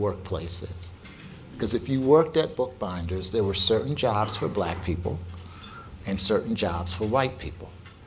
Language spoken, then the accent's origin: English; Philadelphia, Pennsylvania, United States; I was born and raised in North Philadelphia